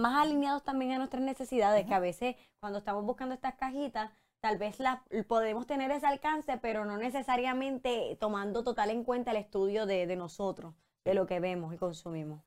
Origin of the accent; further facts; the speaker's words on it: Puerto Rico; como puertorriqueños